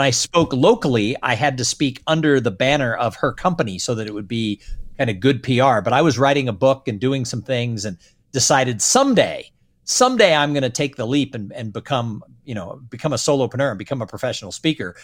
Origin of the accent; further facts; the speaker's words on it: Southern California, United States; I grew up in Southern California